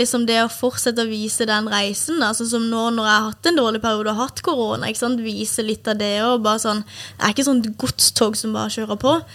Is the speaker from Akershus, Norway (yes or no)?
no; Kristiansand, Agder, Norway; moved away; Jeg hadde kunder hjemme i Kristiansand